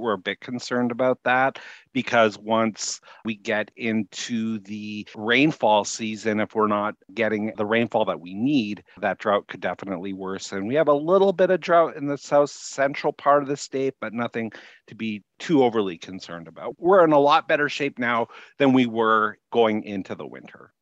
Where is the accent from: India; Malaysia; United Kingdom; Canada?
Canada; Winnipeg, Manitoba; moved away as an adult; I grew up in Winnipeg.